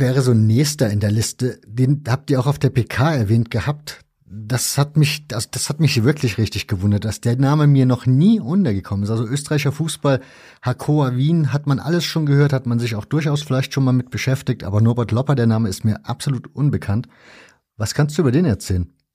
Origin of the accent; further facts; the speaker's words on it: East Germany, Germany; ich bin ja in der DDR zur Schule gegangen, also zumindest den größten Teil meiner Schulzeit habe ich noch in der DDR im Schulunterricht verbracht